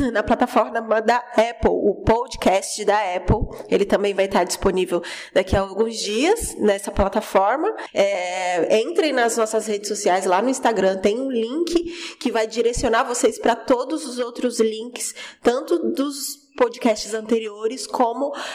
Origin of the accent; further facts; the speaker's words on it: Cubatão, São Paulo, Brazil; now in São Vicente, Brazil; mas eu morei a minha vida inteira em Cubatão. Nasci em Cubatão e, e sempre morei lá